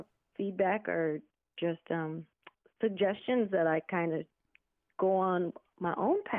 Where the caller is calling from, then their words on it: Las Vegas, Nevada, United States; also born or lived in Oglala Nation, South Dakota; I'm calling in from Las Vegas, Nevada.